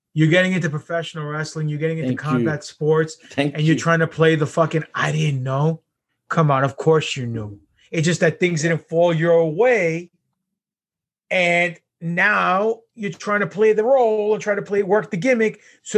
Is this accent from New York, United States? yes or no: yes; New York, United States; I'm from New York.